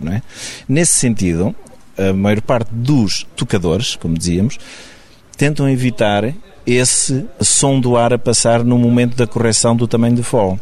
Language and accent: Portuguese; Águeda, Aveiro District, Portugal; eu sou de Blasema de Chão, que é uma aldeia do Conselho de Águeda